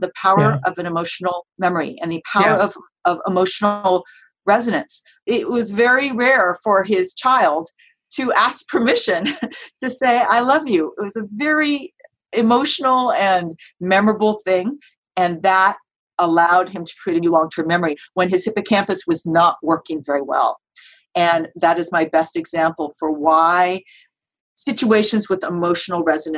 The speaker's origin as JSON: {"language": "English", "country": "United States", "said": "I'm Japanese American, my parents were born in the United States"}